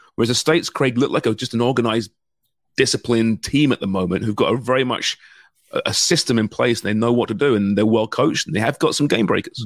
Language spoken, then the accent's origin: English; Canada